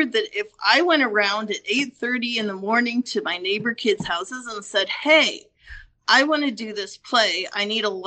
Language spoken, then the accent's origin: English; Northwest Iowa, United States; also born or lived in Estherville, Iowa; I've been in Estherville for 7 years and I grew up in Northwest Iowa.